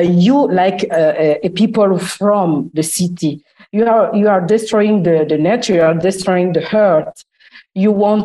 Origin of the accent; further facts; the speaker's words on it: Republic of the Congo; moved away as an adult; also born or lived in Italy / France / United Kingdom; now in Milan, Italy; I'm from the Republic of Congo.